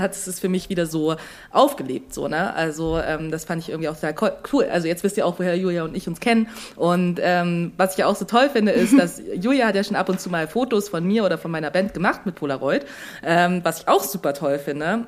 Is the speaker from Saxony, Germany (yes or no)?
yes; Dresden, Saxony, Germany; als eine gebürtige Dresdnerin